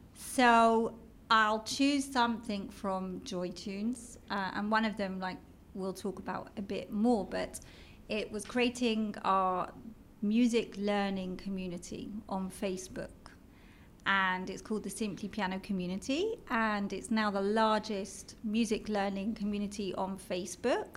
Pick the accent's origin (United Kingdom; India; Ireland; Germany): United Kingdom; London; accent: British; moved away as an adult; now in Israel; as you can tell from my British accent. I'm from London